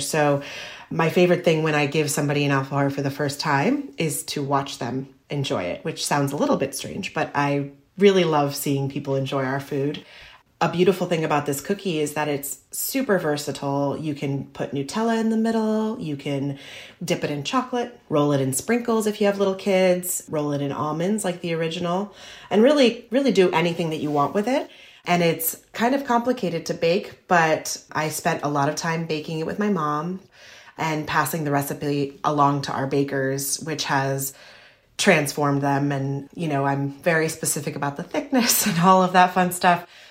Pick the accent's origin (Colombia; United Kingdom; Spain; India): Spain; now in Stamford, Connecticut, United States; I grew up in Spain